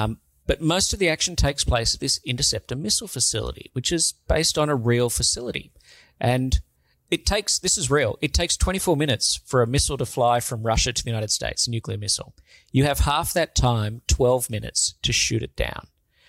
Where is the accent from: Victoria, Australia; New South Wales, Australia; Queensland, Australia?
New South Wales, Australia; Sydney; born or raised there